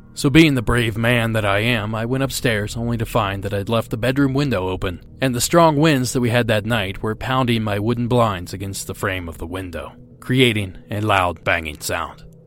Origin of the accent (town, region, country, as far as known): Ohio, United States; born or raised there